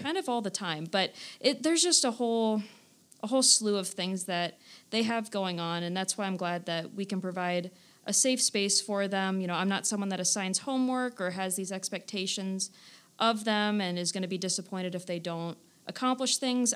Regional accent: Stark County, Northeast Ohio, United States; I'm from this area, you know, born and raised in Stark County, went to Kent State University, so I am just Northeast Ohio through and through.

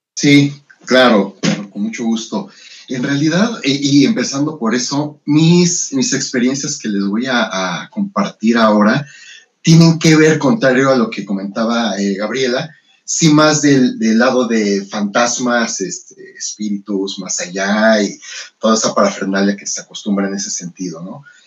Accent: Mexico

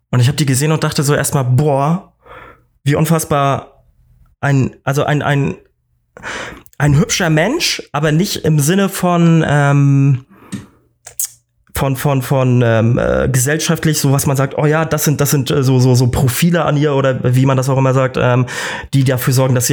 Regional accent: Northern Germany, Germany; Für mich als, als Norddeutscher ist er

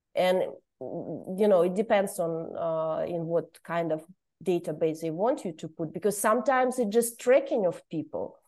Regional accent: Kazakhstan; moved away as an adult; now in Brussels, Belgium; I'm originally from Kazakhstan, but now I'm a political refugee and I live in, uh, Brussels

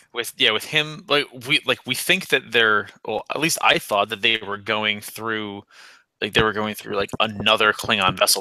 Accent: Naugatuck, Connecticut, United States; i'm from naugatuck connecticut which is like 30 miles outside of new haven

